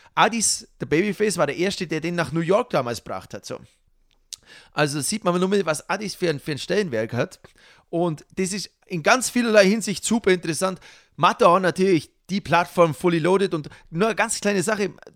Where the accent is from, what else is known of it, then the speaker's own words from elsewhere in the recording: Allgäu, Germany; bei uns im Allgäu